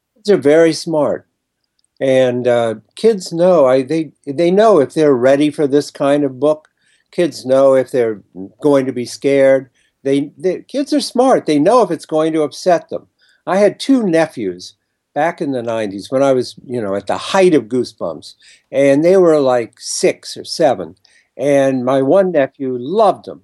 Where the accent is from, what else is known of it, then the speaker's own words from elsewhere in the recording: Ohio, United States; moved away as an adult; now in New York, United States; I grew up in Ohio and came to New York to be a writer